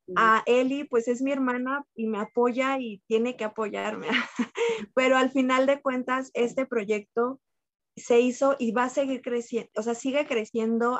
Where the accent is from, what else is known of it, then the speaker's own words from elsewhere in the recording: San Miguel de Allende, Guanajuato, Mexico; also born or lived in Querétaro; soy originaria de San Miguel de entonces me vengo para acá